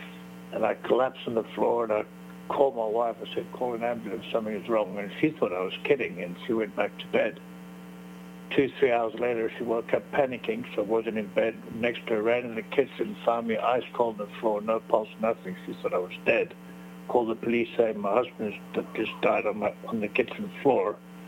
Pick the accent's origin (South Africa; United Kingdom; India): South Africa; also born or lived in Belgium / United States / Canada / Chile; basically, I grew up in South Africa, and then I was born in Belgium, grew up in South Africa, then went to Florida, Canada, and Chile.